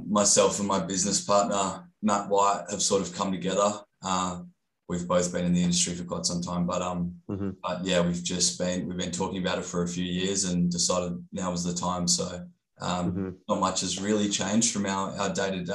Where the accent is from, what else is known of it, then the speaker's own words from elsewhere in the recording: Gold Coast, Queensland, Australia; I grew up on the Gold Coast